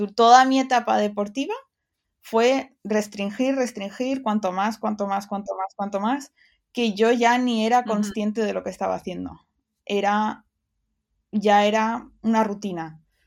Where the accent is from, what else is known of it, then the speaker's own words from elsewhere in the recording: Dénia, Valencian Community, Spain; accent: Valencian; moved away as an adult; also born or lived in United Kingdom / Barcelona; soy de Denia y entonces era un pueblo costero y sabía que, que quería salir de ahí